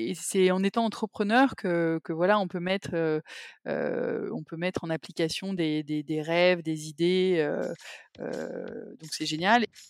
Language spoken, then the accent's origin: French; Paris, Île-de-France, France; also born or lived in England; je suis parisienne, j'ai, fait mes études à Paris